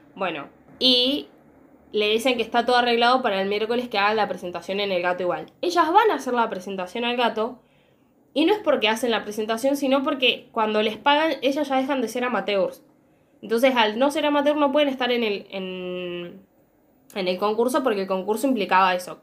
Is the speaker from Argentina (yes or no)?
yes; Argentina; yo soy argentina